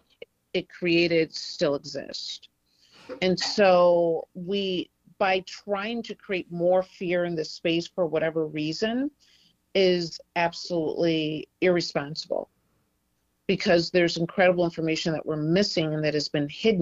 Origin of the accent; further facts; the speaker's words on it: Detroit, Michigan, United States; I'm from Detroit originally.